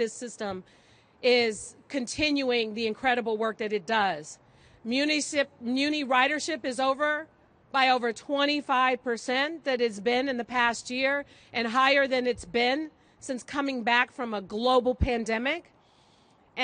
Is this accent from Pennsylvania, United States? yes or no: no; San Francisco, California, United States; growing up in San Francisco